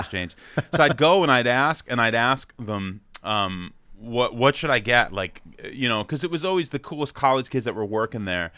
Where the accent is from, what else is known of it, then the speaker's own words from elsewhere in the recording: Freehold, New Jersey, United States; also born or lived in New York City; I grew up in New Jersey about an hour in between New York